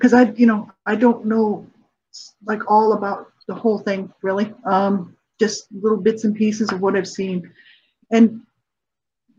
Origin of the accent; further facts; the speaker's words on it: Canada; also born or lived in United States; I'm a Canadian, but I'm also a United States citizen. I've got dual citizenship.